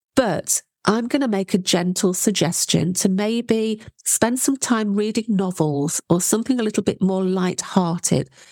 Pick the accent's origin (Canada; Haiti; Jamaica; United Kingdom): United Kingdom; You can tell I'm British